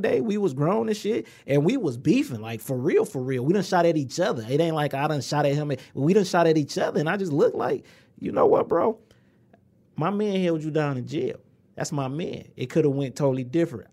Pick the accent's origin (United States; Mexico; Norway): United States; Inkster, Michigan; we come from Engster. Population, twenty-eight thousand.